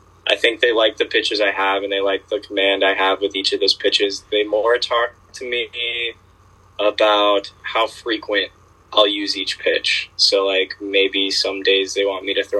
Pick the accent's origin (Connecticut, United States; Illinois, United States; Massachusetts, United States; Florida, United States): Florida, United States; also born or lived in Virginia; when I moved to Florida from Virginia at like 7 or 8 years old